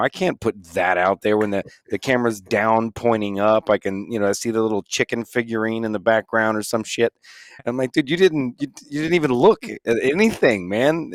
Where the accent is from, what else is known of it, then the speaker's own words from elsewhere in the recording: Florida, United States; I'm born and raised in Florida